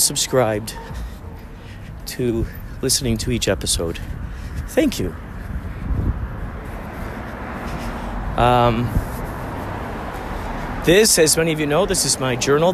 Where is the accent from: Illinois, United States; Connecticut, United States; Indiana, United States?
Illinois, United States; Chicago; where I grew up in Chicago, people rarely lock their car doors